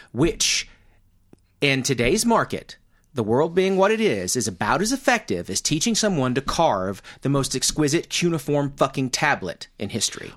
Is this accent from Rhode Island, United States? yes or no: no; Mena, Arkansas, United States; I come from Mena